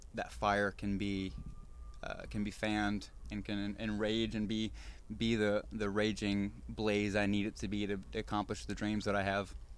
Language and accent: English; Indiana, United States; moved away; I'm from Indiana